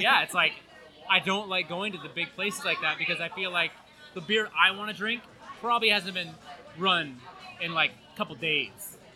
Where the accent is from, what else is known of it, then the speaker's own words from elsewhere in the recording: Burlington, Vermont, United States; moved away; I am from Burlington, Vermont